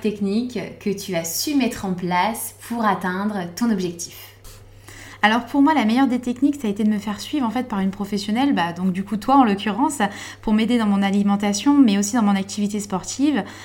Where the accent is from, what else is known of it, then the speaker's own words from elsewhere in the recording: Vosges, Grand Est, France; je suis originaire des Vosges